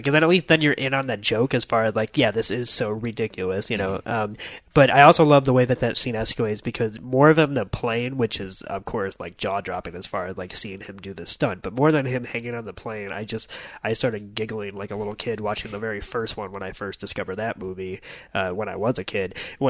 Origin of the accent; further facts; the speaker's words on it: United Kingdom; as a British TV nerd